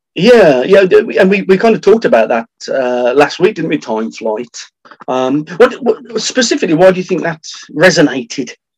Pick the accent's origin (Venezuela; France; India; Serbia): France; from France